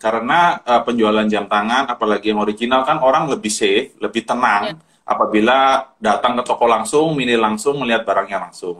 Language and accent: Indonesian; Tarakan, North Kalimantan, Indonesia; now in Surabaya, Indonesia; saya sebenarnya asli Kalimantan Utara, dari kota Tarakan